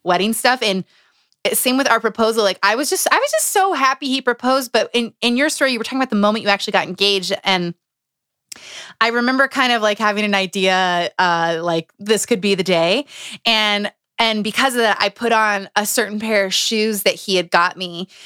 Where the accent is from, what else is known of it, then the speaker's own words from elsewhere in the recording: Utah, United States; moved away; I grew up in Utah for, like, six years